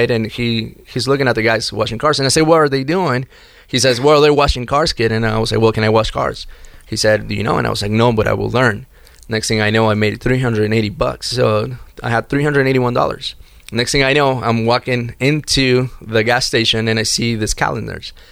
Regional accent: Miami, Florida, United States; also born or lived in Chicago; I went away uh, to Chicago from Miami. That's where I was raised in Miami, and my mother opened the credit card for me.

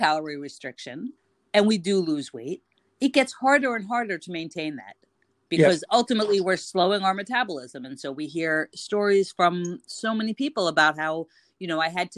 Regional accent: United States; now in Cairo, Egypt; I'm an American expat living in Cairo

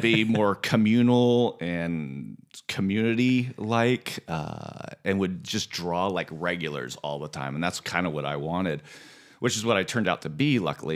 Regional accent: Santa Ynez Valley, California, United States; moved away as an adult; also born or lived in Fresno area; now in Fresno, United States; I'm originally from San Ynez Valley, right outside of Santa Barbara

